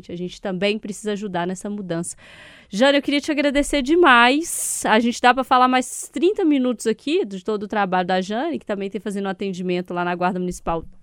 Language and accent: Portuguese; Diamantina, Minas Gerais, Brazil; Se eu for lembrar aqui da minha juventude, carnaval em Diamantina, super comum.